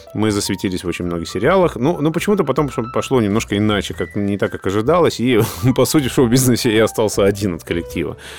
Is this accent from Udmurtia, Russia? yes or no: yes; Izhevsk, Udmurtia, Russia; now in Moscow, Russia; ивент-агентство в городе Ижевске, у нас на родине